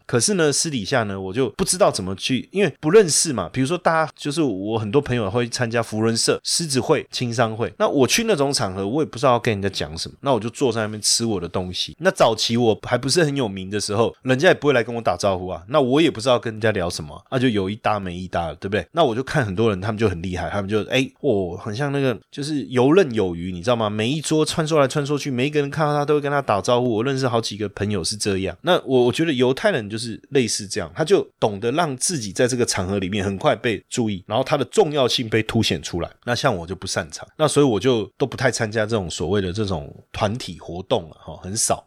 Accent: Taiwan; 那我当然就说我来自台湾

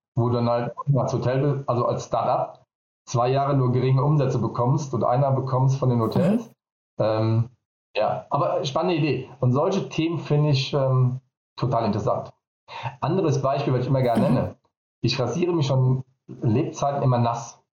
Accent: Vallendar, Rhineland-Palatinate, Germany; komme ich aus Fallen dabei Koblenz

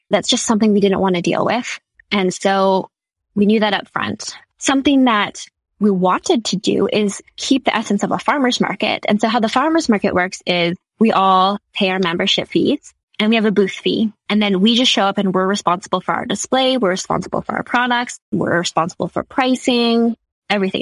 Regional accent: Saskatchewan, Canada; also born or lived in Halifax, Nova Scotia; I'm from Saskatchewan and I flew all the way out east and I attended University in Halifax

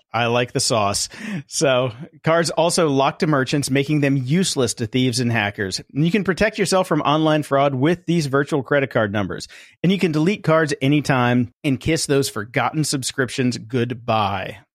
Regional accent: Midwest, United States; now in Hollywood, United States; I come from the Midwest.

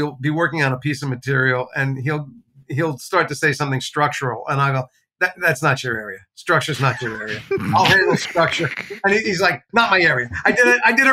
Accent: New Jersey, United States; I grew up in New Jersey.

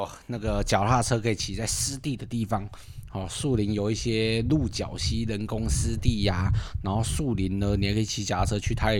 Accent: northern Taiwan, Taiwan; 我们北部人口味吃不习惯，

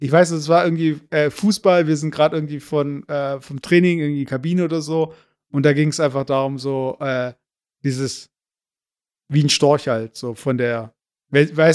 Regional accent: Turkey; weil ich habe ja kein Problem mit, ja, ich bin Türke und ja, äh, Kümmel ist halt ein Gewürz

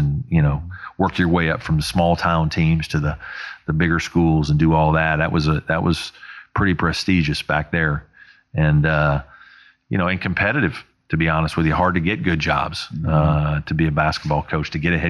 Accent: Evansville, Indiana, United States; moved away as an adult; in my hometown of Evansville.

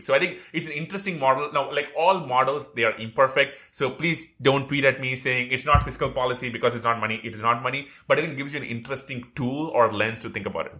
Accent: India; moved away; when I grew up in India

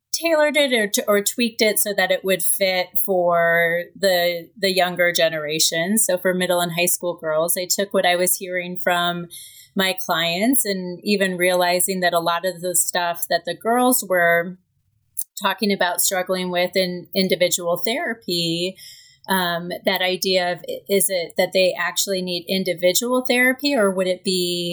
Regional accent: Kansas City, United States; I am from Kansas City. I grew up in Kansas City.

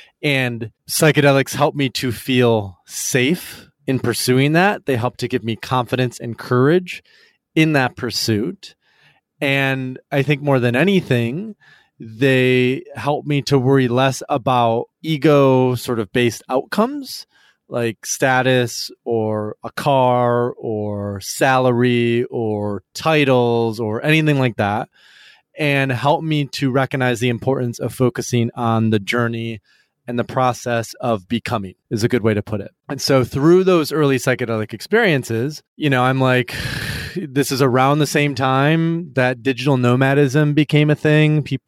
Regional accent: Michigan, United States; West Michigan. So in a pretty like conservative, not conservative home, like but a very traditional church every Sunday, Protestant.

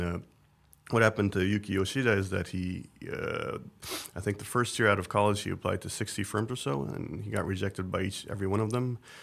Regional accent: Tokyo, Japan; I grew up in Tokyo uh, in the 1980s

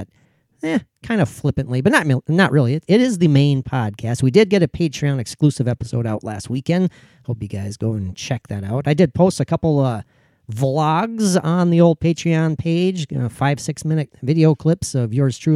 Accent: Minnesota, United States; I'm from Minnesota

